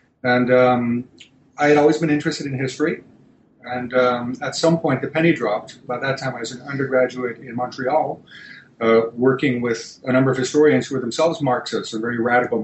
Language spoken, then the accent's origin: English; Greece; moved away; I was born, I was raised in Greece